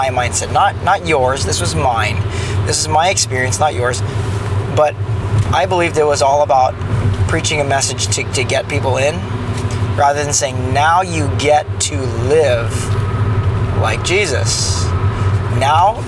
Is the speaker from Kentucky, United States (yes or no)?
no; Orange County, California, United States; I grew up in Orange County